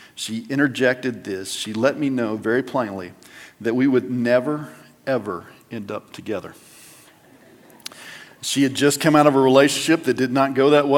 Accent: West Texas, United States; moved away; go home to West Texas

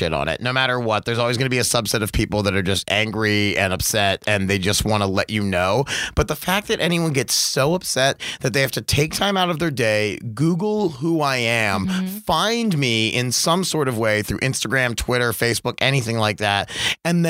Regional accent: Baltimore, Maryland, United States; moved away as an adult; grew up there till I was 19.

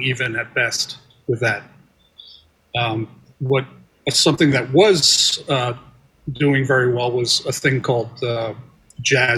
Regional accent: New Jersey, United States; I grew up in New Jersey

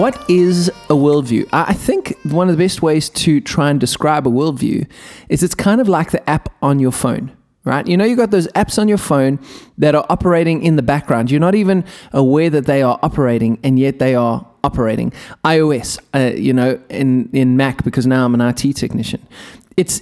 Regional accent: South Africa; I'm a South African

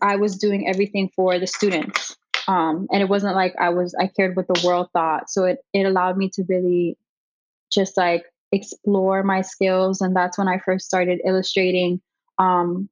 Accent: Miami, Florida, United States; Born and raised in Miami. I've lived here my whole life.

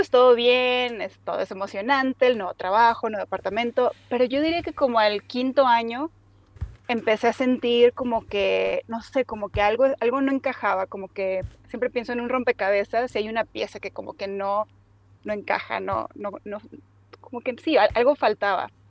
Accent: Mexico; pero me faltaba esa, pues, ese, sentido de aventura con el que crecí en México, cambiando de ciudad a ciudad y escuela a escuela.

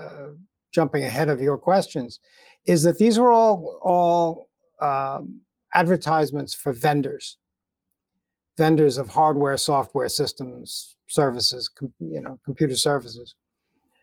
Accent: United States; I'm an American

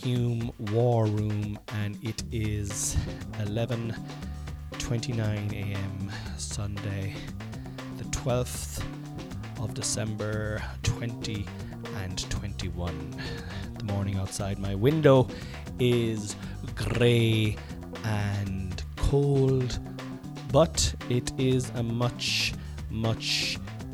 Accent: Ireland; I'm Irish. We're all Irish. Irish. I'm Irish

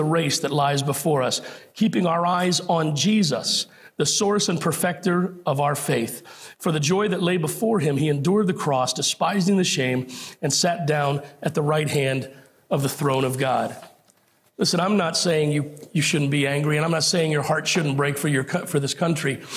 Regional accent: United States; our standing as an American

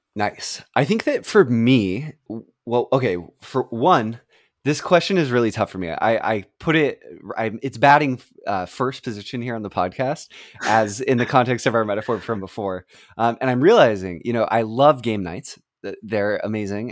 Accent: West Coast of the United States, United States; moved away; I grew up on the West Coast of the United States, and I now live on the East Coast

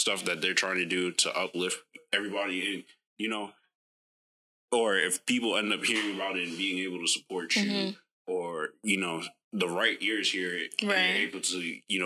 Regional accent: Mount Vernon, New York, United States; also born or lived in Bronx, New York; I was from Westchester County. That's where I was raised, born mm-hmm. in the Bronx. But, like, on a border town called Mount Vernon

